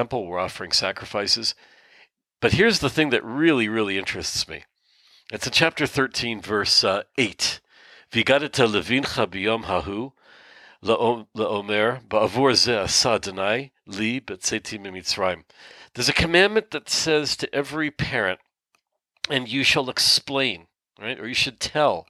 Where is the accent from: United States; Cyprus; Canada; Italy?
Canada; now in Israel; I live in Israel, but I'm born in Canada, and my mom is born in Canada